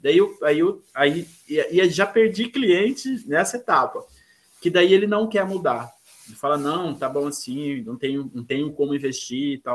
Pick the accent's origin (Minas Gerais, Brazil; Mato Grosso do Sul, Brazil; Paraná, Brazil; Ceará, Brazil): Mato Grosso do Sul, Brazil; Corumbá; now in Campo Grande, Brazil; sou natural de Corumbá, é, é uma cidade do interior do estado de Mato Grosso do Sul, mas hoje eu vivo em Campo Grande, que é a capital do estado.